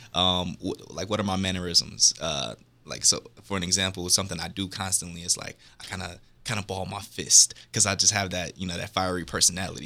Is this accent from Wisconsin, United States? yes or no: yes; Milwaukee, Wisconsin, United States; Milwaukee, Wisconsin.